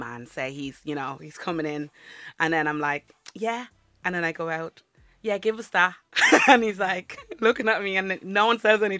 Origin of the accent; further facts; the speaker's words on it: Dublin, Leinster, Ireland; accent: Dublin; also born or lived in Caribbean; I came to Ireland when I was like 10, it was like adapt north side of Dublin, fit in or get out. And I did fit in for the most part. There wasn't a big Caribbean community there. Mm-hmm. So I did, but I love my accent